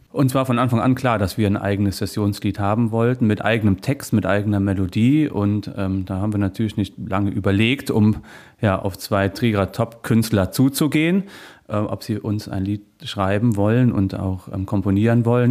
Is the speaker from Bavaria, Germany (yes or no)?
no; Niederstadtfeld, Rhineland-Palatinate, Germany; now in Trier, Germany; in meinem Heimatort in Eifel, in Niederstadtfeld